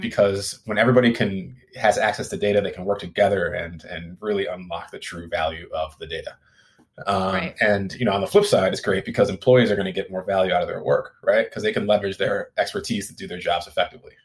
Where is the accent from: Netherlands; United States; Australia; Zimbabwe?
United States; Midwest; now in Silicon Valley, United States; I'm originally from the Midwest